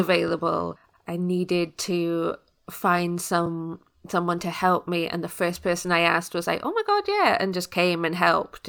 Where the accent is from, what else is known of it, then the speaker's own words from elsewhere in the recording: United Kingdom; as a British person